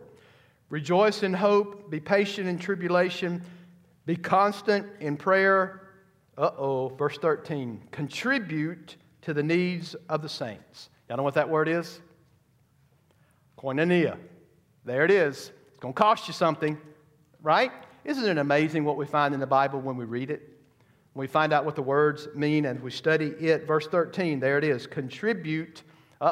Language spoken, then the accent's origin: English; United States; as American Christians